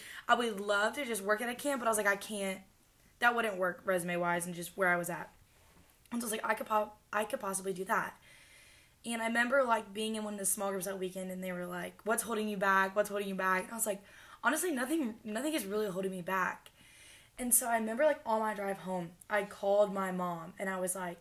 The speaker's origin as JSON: {"language": "English", "region": "Illinois", "country": "United States", "moved": "as an adult", "lives_now": "Kentucky, United States", "said": "I'm from Illinois"}